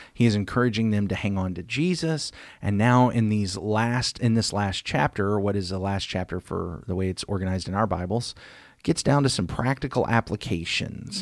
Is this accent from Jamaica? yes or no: no; United States; we, as American Christians